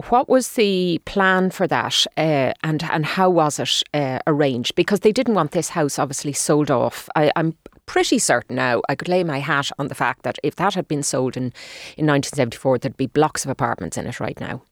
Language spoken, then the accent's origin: English; Dublin, Leinster, Ireland; I grew up in Dundrum